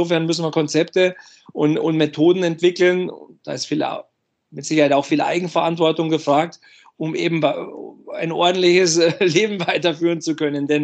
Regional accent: Bavaria, Germany; als Junge, äh, ich habe die Eishockey-Begeisterung der Eltern mitbekommen, auch im Umfeld äh, bei uns in Bayern äh, war ja Eishockey immer ein großes Thema.

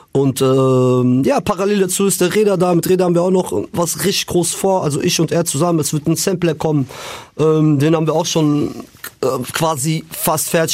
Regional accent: Frankfurt, Hesse, Germany; bei uns in Frankfurt

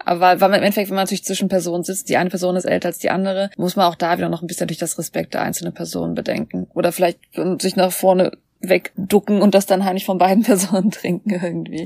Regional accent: Germany; now in South Korea; als Deutscher

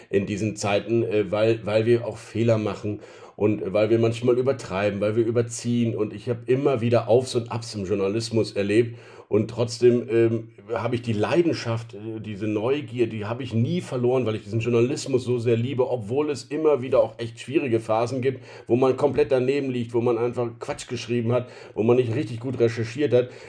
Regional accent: Rhineland, Germany; dieses Nicht-Aufgeben wollen und die Grundoptimismus, den ich als Rheinländer ja ohnehin im Herzen verpflanzt habe

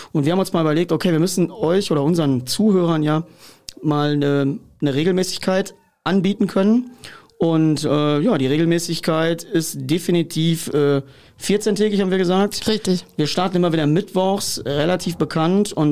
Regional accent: Hanover, Lower Saxony, Germany; Ich komme aus Hannover.

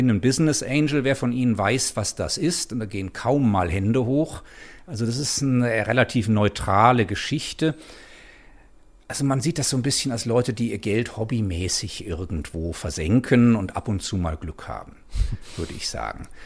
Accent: Germany; Ich bin ursprünglich Deutscher, wie man hört, und da ist alles natürlich ein bisschen schneller

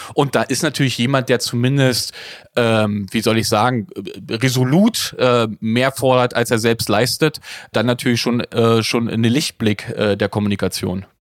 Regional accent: Frankfurt, Brandenburg, Germany; als gelernter Ostdeutscher geboren in Frankfurt-Oder

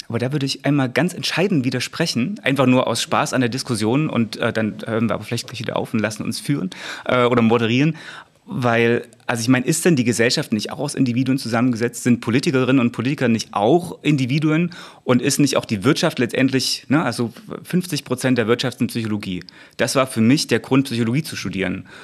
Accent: Ore Mountains, Saxony, Germany; im Erzgebirge in meiner Heimat

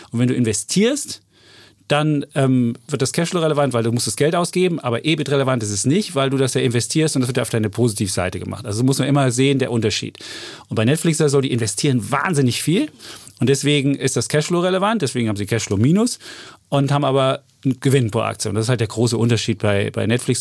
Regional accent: East Germany, Germany; als Ossi

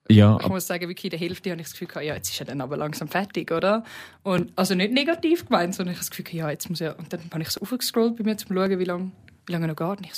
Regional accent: Switzerland; wir sind Schweizer.

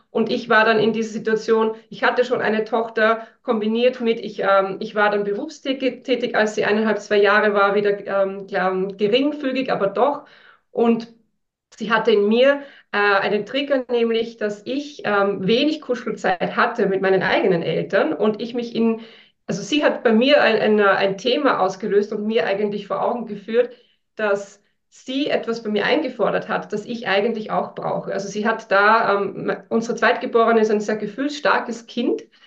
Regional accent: northern Austria, Austria; now in Vienna, Austria; ich bin in einem ganz kleinen Dorf aufgewachsen im Norden von Österreich auf einem Bauernhof

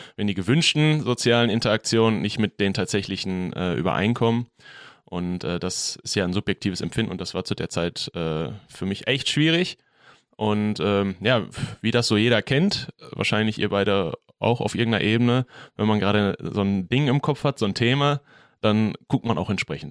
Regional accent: Bochum, North Rhine-Westphalia, Germany; ich bin in Quernburg groß geworden

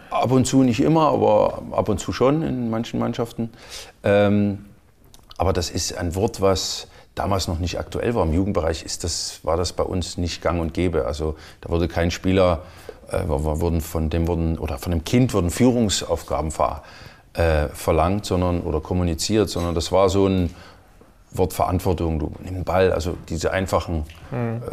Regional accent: Chemnitz, Saxony, Germany; moved away; kam aus meiner Heimatstadt, aus damals noch Karl-Marx-Stadt, dann Chemnitz.

